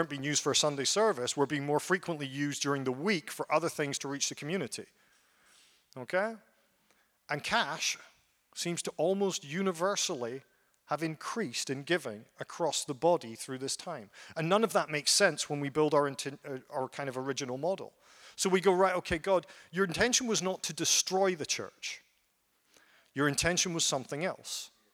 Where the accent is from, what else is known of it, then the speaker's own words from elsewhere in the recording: Ellenbrook, Western Australia, Australia; I'm from Ellenbrook